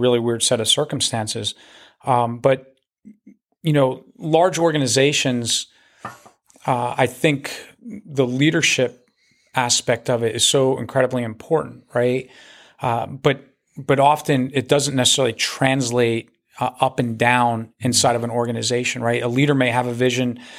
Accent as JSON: {"language": "English", "region": "New Jersey", "country": "United States", "tie": "born or raised there", "moved": "yes", "said": "I, I grew up in New Jersey, in North Jersey"}